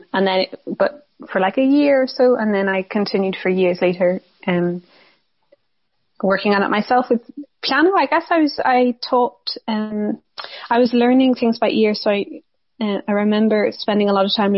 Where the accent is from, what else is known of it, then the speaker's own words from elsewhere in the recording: County Wicklow, Ireland; also born or lived in Granada; I'm originally from Wicklow